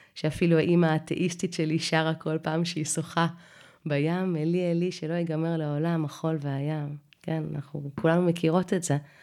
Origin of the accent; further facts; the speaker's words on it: Israel; ואנחנו מדברים עברית תקנית ואוהבים את התנ"ך כי אנחנו ישראלים